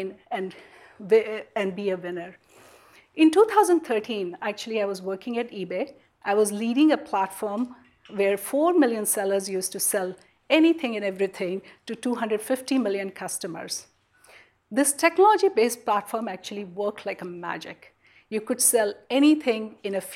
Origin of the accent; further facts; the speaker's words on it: India; moved away as an adult; now in Silicon Valley, United States; growing up in India, in a country of 1 billion people